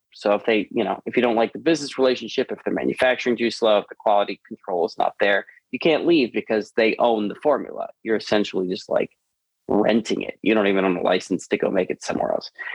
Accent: Long Island, New York, United States; now in Los Angeles, United States; I was born in Long Island in New York

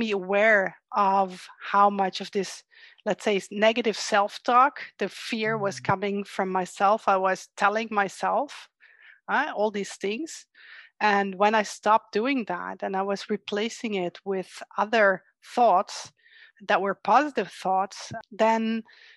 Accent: Netherlands; I'm from the Netherlands

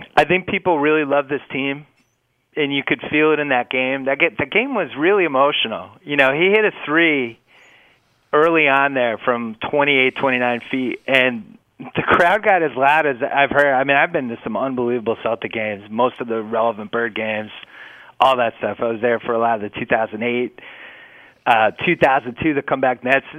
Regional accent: Boston, Massachusetts, United States; I'm from Boston

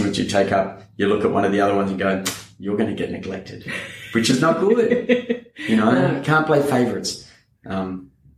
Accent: Canberra, Australian Capital Territory, Australia; also born or lived in Melbourne, Victoria; then we moved from Melbourne to Canberra, and around the corner from our house was the Farrens brothers

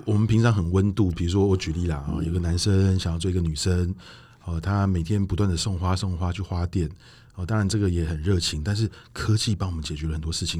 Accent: Taiwan; 因为我们台湾人来讲

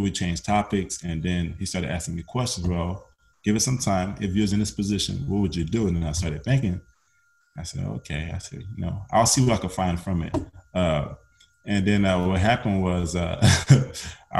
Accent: Louisiana, United States; I have an accent, I'm from Louisiana

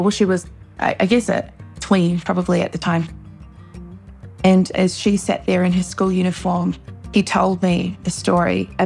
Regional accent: Wellington, New Zealand; moved away as an adult; now in Los Angeles, United States; growing up in New Zealand

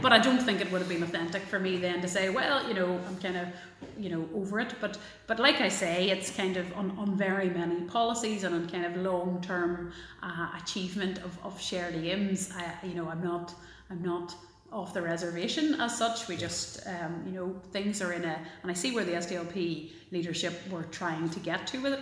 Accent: Belfast, Northern Ireland, United Kingdom; also born or lived in Galway; I grew up in South Belfast in probably what's still one of the most integrated neighbourhoods in uh, in Belfast

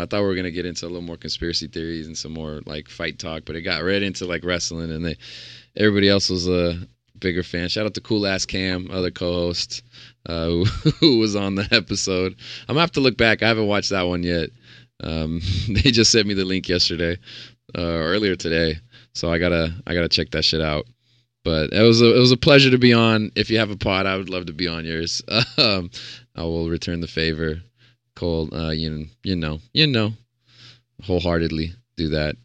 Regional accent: Stockton, California, United States; also born or lived in Phoenix, Arizona; Stockton, my, uh, my hometown where I grew up

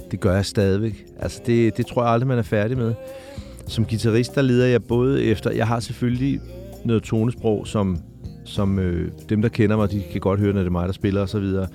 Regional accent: Hvidovre, Capital Region of Denmark, Denmark; de der drenge ud fra Hvidovre, hvor jeg voksede op

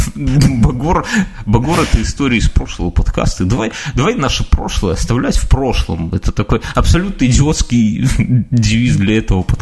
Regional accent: Belarus; ну, так, по крайней мере, мы белорусы рассуждаем, правильно?

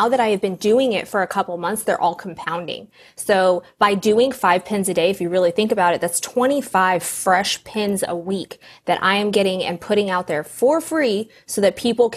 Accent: Southern California, United States; Southern California

